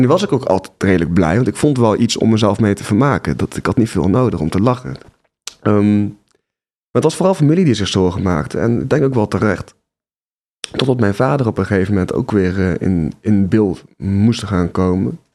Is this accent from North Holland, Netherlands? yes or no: no; Nijmegen, Gelderland, Netherlands; Ik ben ehm, geboren in Nijmegen